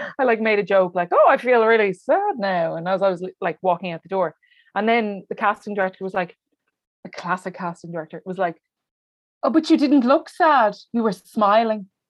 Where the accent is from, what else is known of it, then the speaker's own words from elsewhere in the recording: Wexford, Leinster, Ireland; at the moment, I'm in Wexford, yes. uh, which is my hometown